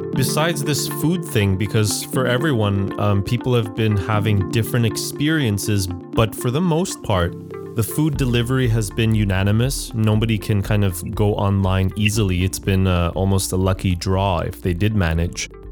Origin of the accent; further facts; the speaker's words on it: Montreal, Quebec, Canada; now in Shanghai, China; Montreal, which is my hometown.